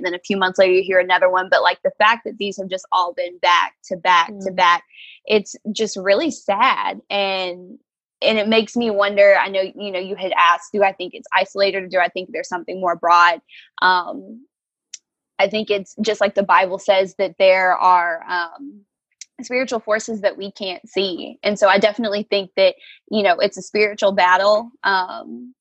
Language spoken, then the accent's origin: English; Lawton, Oklahoma, United States; born or raised there